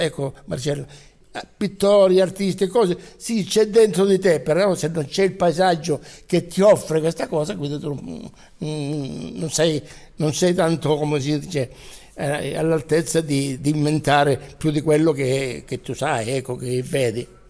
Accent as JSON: {"language": "Italian", "town": "Gioia Tauro", "region": "Calabria", "country": "Italy", "moved": "yes", "lives_now": "Milan, Italy", "said": "essere qui a Gioia Tauro per me è sempre uno stimolo per amare sempre di più la mia terra"}